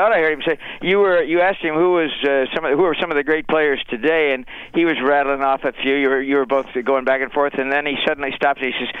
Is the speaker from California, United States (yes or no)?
yes; California, United States; moved away; I came from California. I was a Yankee fan. I've lived here since 60.